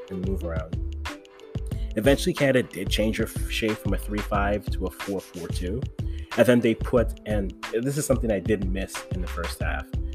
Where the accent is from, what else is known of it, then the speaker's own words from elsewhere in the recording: Ghana; I'm Ghanaian